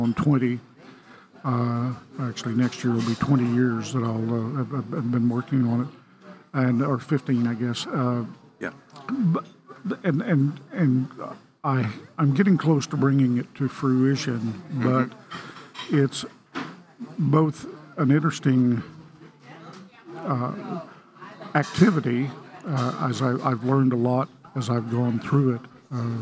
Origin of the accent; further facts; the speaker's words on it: Sayre, Oklahoma, United States; moved away; a young boy growing up in Sayre, Oklahoma